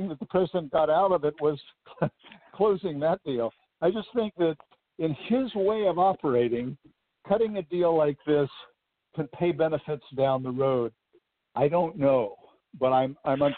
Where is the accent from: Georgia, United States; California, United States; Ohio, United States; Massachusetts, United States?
California, United States; Southern; I grew up in Southern California.